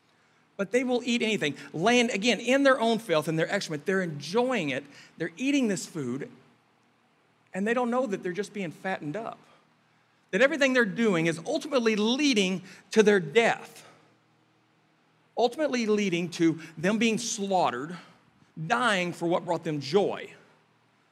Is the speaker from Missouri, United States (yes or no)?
yes; Kansas City, Missouri, United States; moved away; we're from Kansas City in the Midwest area